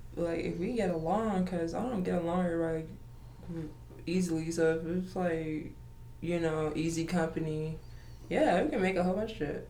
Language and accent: English; Georgia, United States; I'm visiting here from Georgia right now, so we just, you know, we chilling. You know, this is always home.